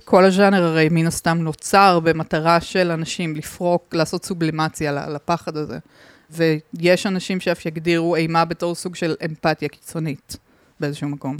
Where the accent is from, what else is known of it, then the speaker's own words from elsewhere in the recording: southern Israel, Israel; אני מהדרום